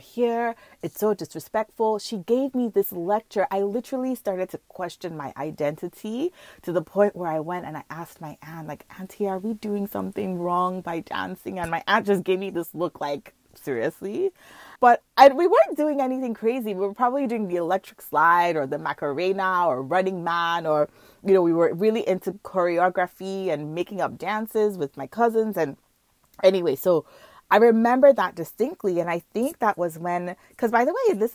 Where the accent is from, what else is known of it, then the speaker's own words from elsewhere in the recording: Nigeria; now in Markham, Canada; I grew up in Nigeria